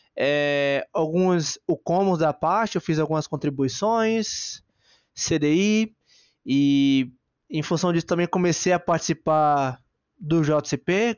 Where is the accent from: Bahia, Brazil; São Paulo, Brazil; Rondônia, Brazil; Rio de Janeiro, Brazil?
Bahia, Brazil; a minha maior qualidade é ser baiano e brasileiro, né? Gosto muito da minha terrinha